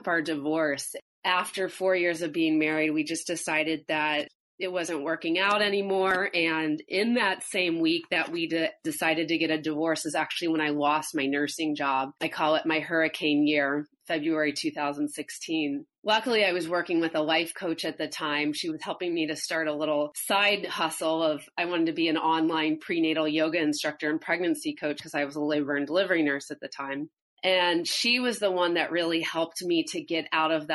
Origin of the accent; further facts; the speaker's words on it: St. Louis, Missouri, United States; I grew up in St. Louis, Missouri, in the Midwest